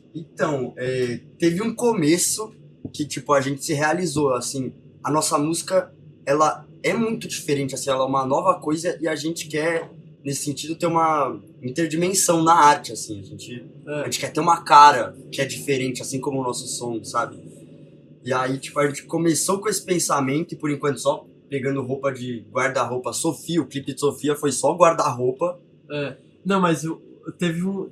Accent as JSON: {"language": "Portuguese", "region": "São Paulo", "country": "Brazil", "tie": "born or raised there", "said": "A gente nasceu em São Paulo"}